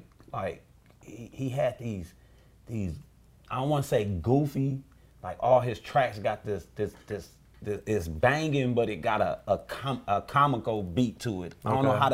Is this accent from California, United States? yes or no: yes; Los Angeles, California, United States; You know, I'm an East Side dude from out of Watts.